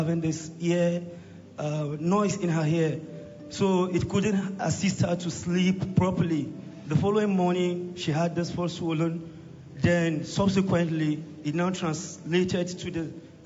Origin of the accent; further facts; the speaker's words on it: Kagoro, Kaduna State, Nigeria; Kagoro, from Kaduna.